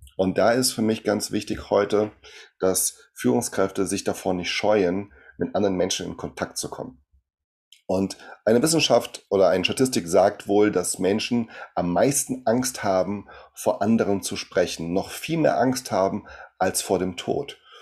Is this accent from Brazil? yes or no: yes; Brazil; German is a second language; now in Germany; ich komme aus Brasilien